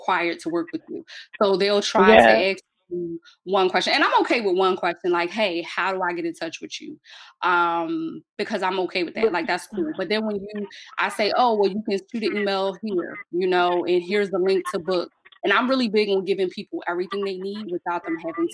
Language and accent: English; Philadelphia, Pennsylvania, United States; I was born and raised in North Philly.